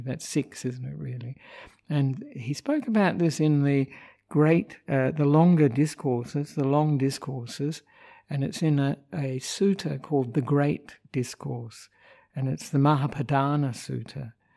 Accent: Australia; moved away as an adult; also born or lived in Sri Lanka; I'm an Australian monk who ordained with Ajahn Brahm 23 years ago, and but have been living in Sri Lanka for 14 of those years

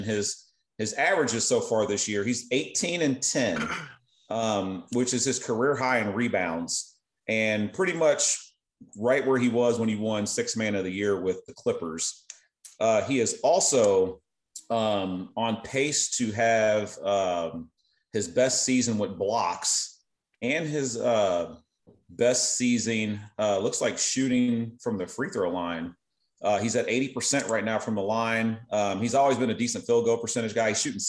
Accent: Louisville, Kentucky, United States; Damian Lee represented my hometown and the University of Louisville Cardinals.

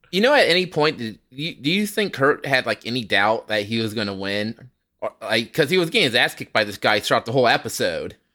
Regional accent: United States; as an American

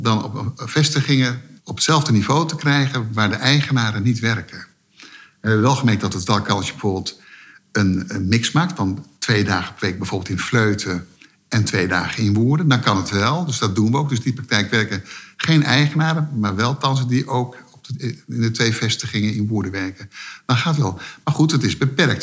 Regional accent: Netherlands; omdat ik Nederlander was

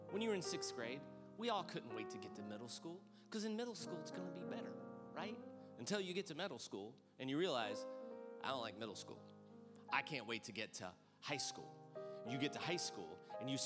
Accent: Granite City, Illinois, United States; my family, who I grew up in Granite City, Illinois, outside of St. Louis

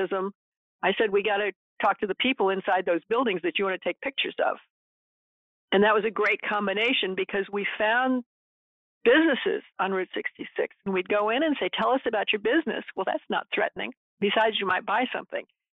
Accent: Kirkwood, Missouri, United States; also born or lived in Springfield, Missouri; I grew up in Kirkwood

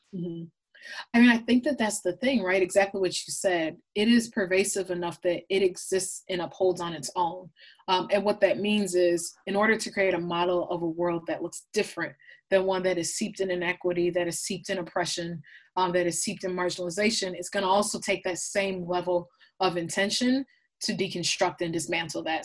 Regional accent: Blaine, Minnesota, United States; I, I, was born and raised in, in, Minneapolis, Minnesota, specifically Blaine, Minnesota, which is a small, predominantly white suburb um, of Minneapolis.

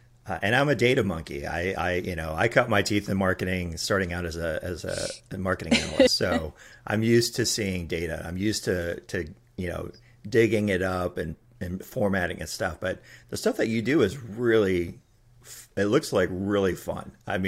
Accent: Texas, United States; I grew up here in Texas, so

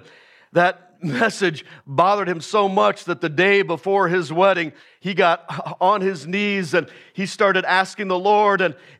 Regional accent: Willow, Alaska, United States; moved away; I miss when I grew up in Hatcher Pass and Willow and causing all kinds of shenanigans up there

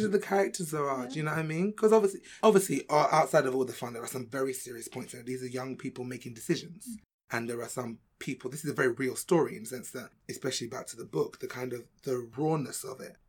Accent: London, United Kingdom; I'm from London

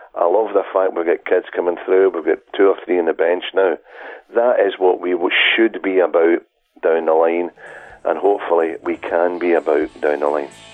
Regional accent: Chapel, Scotland, United Kingdom; I'm from Chapel

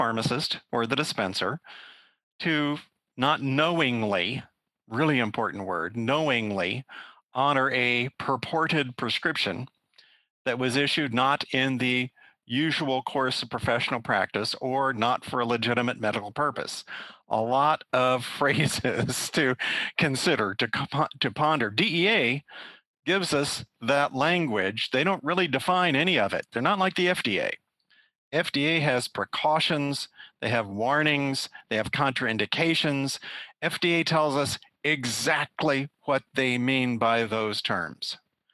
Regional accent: Kansas, United States; moved away as an adult; also born or lived in Philadelphia / West Virginia / Florida; I grew up in Kansas, went to the University of Kansas

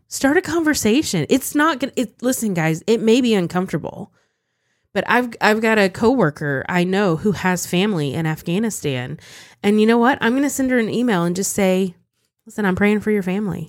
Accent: United States; as an American Christian

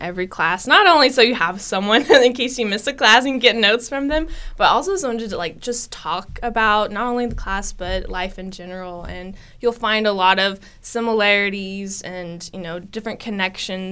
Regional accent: Stillwater, Oklahoma, United States; I was born and raised here in Stillwater

